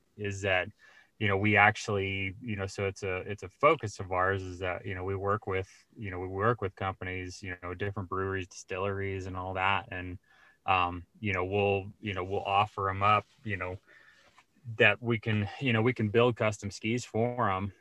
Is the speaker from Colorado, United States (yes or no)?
yes; Colorado Springs, Colorado, United States; I grew up in Colorado